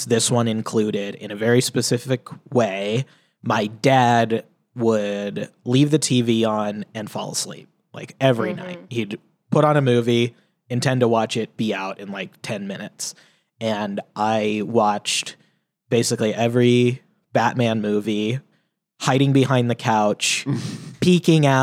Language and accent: English; Federal Way, Washington, United States; I grew up in Federal Way, Washington.